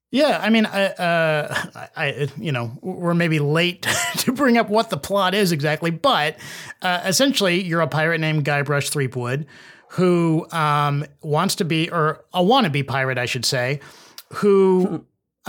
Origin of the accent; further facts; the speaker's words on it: Edmond, Oklahoma, United States; I'm from Oklahoma, um, uh, Edmond, Oklahoma, uh, which is just north of Oklahoma City, and we had um, a two-story house